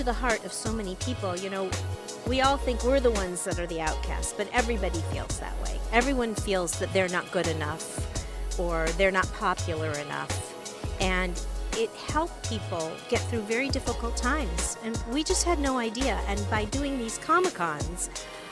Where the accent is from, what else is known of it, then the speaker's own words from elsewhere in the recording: East Lansing, Michigan, United States; also born or lived in Chicago; I was born in Chicago, but I actually came here when I was 2 years old. Grew up in East Lansing, Michigan